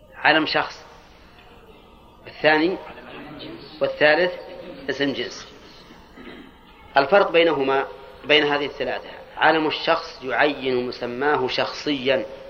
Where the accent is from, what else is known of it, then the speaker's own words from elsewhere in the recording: Al-Qassim, Saudi Arabia; عندنا في القصيم